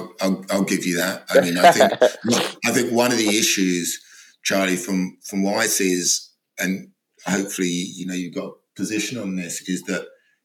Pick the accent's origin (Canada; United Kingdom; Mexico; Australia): United Kingdom; London; growing up in London